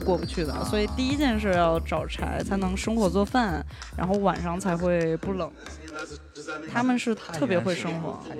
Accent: China; 就是我们中国人在一起

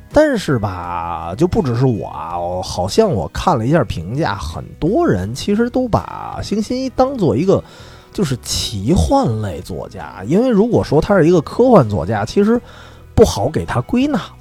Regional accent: northern China, China; 我作为一个，就作为一个北方人

